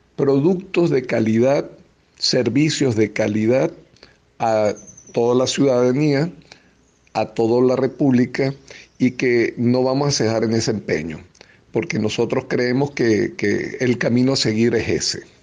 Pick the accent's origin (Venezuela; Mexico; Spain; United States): Venezuela; como venezolanos